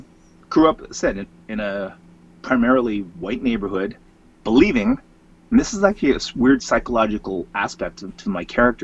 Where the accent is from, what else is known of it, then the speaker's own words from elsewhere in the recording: Scarborough, Ontario, Canada; Yes, I did. Grew up along the Scarborough Bluffs. I grew up in a small suburb called Guildwood.